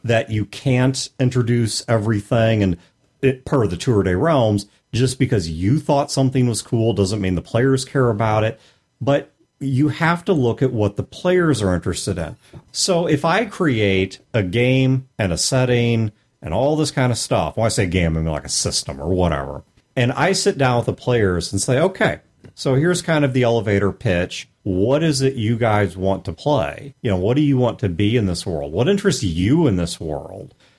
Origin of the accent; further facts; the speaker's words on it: St. Louis, Missouri, United States; I'm from Saint Louis